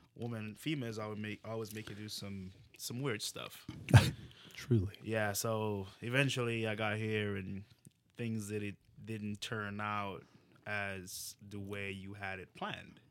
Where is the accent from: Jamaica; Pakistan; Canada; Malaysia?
Jamaica; now in United States; where are you from? I'm like, Jamaica.